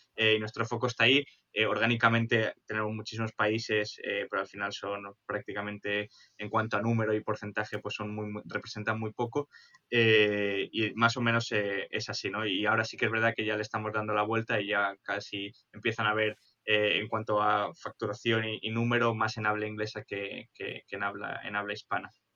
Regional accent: Spain; siendo españoles

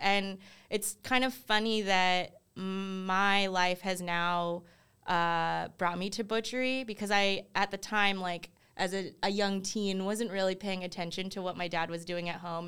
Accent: Durham, North Carolina, United States; also born or lived in South Korea / California; I was only three and a half months old when my parents uh, brought me to Durham. and that's where I spent like the majority of my life

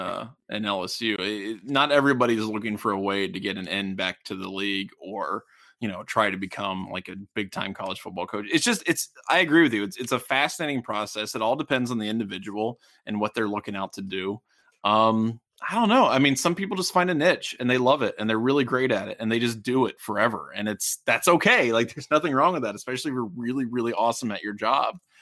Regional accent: Middletown, Ohio, United States; I'm from Middletown

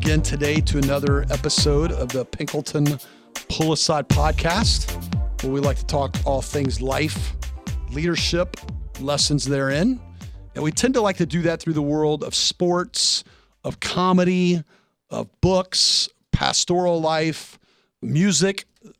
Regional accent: Tennessee, United States; moved away; Tennessee, my home state. I don't get to go there enough.

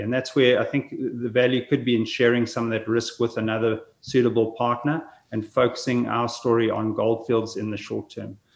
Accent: South Africa; moved away as an adult; also born or lived in Saskatoon, Canada; now in Kelowna, Canada; I'm originally from South Africa, born there, schooled there, studied, uh, worked in Africa for some time before moving across to Canada.

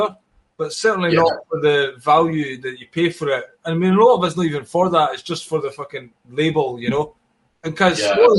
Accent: Scotland, United Kingdom; I'm Scottish.

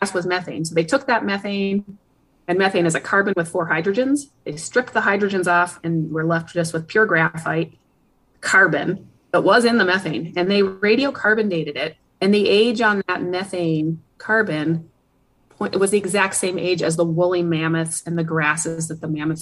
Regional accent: United States; also born or lived in Eugene, Oregon / Reno, Nevada / Minnesota; now in Fairbanks, United States; I grew up in Eugene, Oregon, and the Reno. So the Sierra Nevada mountains were my backyard

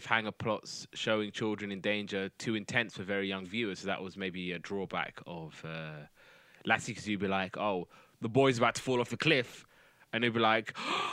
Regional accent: United Kingdom; I'm British.

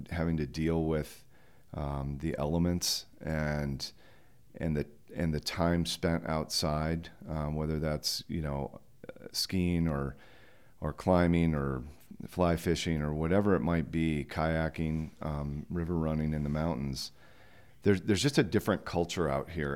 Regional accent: Grand Junction, Colorado, United States; moved away as an adult; also born or lived in Ann Arbor, Michigan; now in Jackson, United States; I moved to Colorado when I was ten years old

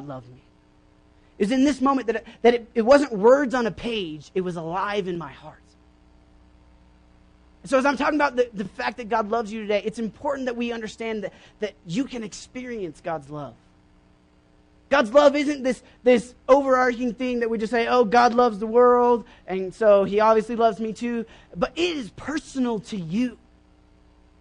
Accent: Oklahoma, United States; I grew up in Oklahoma

